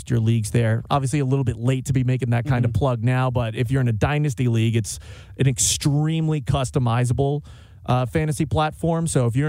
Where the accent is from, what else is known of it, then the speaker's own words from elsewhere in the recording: New York, United States; moved away; I'm originally from New York